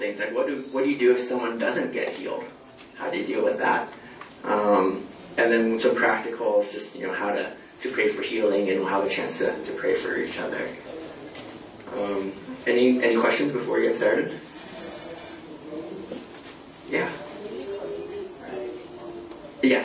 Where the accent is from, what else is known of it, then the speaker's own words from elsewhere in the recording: California, United States; moved away as an adult; also born or lived in Latvia / Texas; I'm originally from California. Went to school there and everything